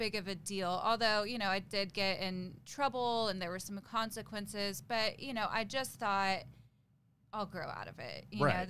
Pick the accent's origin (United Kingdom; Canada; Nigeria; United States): United States; Tulsa, Oklahoma; I was born in Tulsa, Oklahoma.